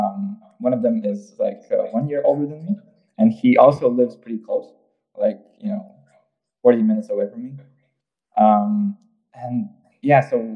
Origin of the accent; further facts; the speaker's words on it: Riga, Latvia; English is a second language; moved away as an adult; now in Munich, Germany; I am from Riga, Latvia